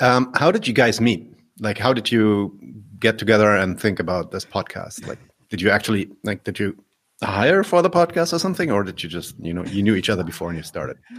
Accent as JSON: {"language": "English", "region": "Berlin", "country": "Germany", "tie": "born or raised there", "said": "I'm German born. I'm from Berlin."}